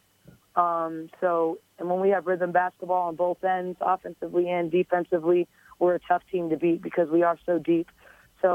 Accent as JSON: {"language": "English", "town": "Boston", "region": "Massachusetts", "country": "United States", "tie": "born or raised there", "moved": "as an adult", "said": "the city of Boston, which gave me so much love growing up as a kid"}